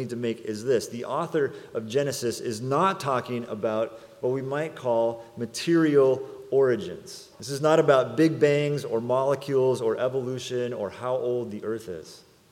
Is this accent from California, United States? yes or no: yes; Salinas, California, United States; also born or lived in San Jose, California; When I was 5 years old, my family, we moved from San Jose to Salinas, California to be a part of a church plant